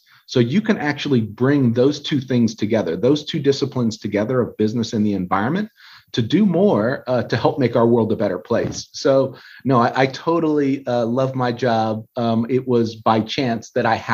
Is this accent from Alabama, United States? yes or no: no; Southern California, United States; I was born and raised in Southern California